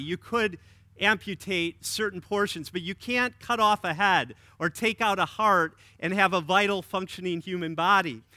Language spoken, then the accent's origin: English; Wisconsin, United States; now in Illinois, United States; my home state